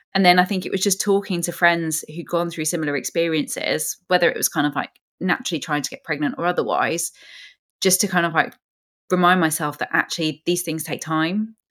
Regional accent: London, United Kingdom; as a Londoner

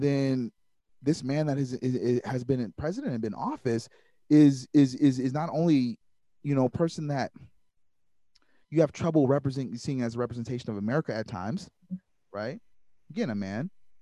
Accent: Waukegan, Illinois, United States; also born or lived in Kenosha, Wisconsin; I'm from Waukegan, Illinois

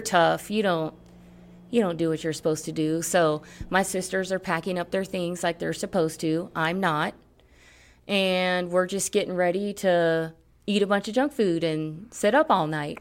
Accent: Miami, Florida, United States; moved away as an adult; also born or lived in Puerto Rico; now in Colorado, United States; I grew up in Miami, South Florida

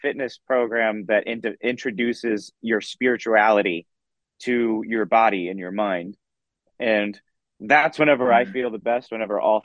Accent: Dallas, Texas, United States; I grew up in Dallas, Texas.

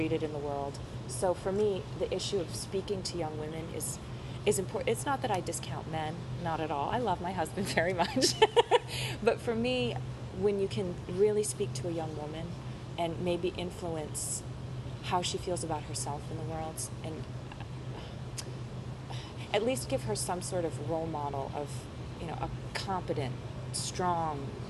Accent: Ashland, Massachusetts, United States; I'm from a very small town called Ashland. It's middle class, working class families

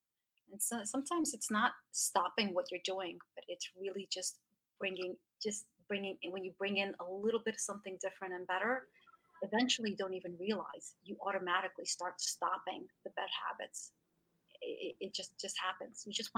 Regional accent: Russia; English is a second language; We came from Russia, and so for us, cake, I'll give you an example. We used to have cake for breakfast. So we're Russians.

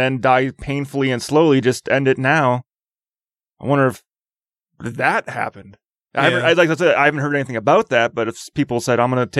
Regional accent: Oshkosh, Wisconsin, United States; now in Utah, United States; growing up in Oshkosh, Wisconsin

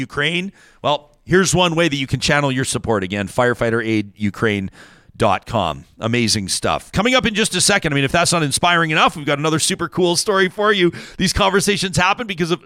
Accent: Calgary, Alberta, Canada; growing up in Calgary

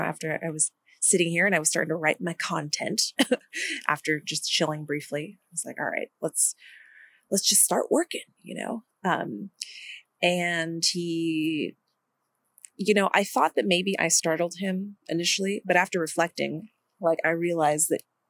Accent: India; I'm from India

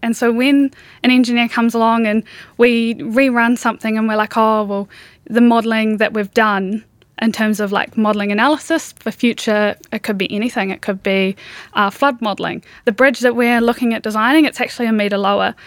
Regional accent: New Zealand; growing up in New Zealand

